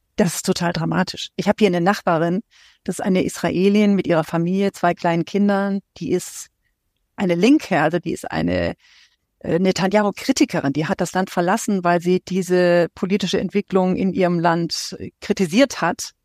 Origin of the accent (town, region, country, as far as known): Germany; also born or lived in Syria